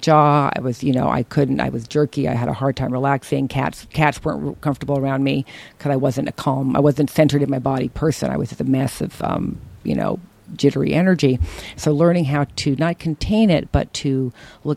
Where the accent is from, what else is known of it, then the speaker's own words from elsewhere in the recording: Berkeley, California, United States; the shit I grew up with in Berkeley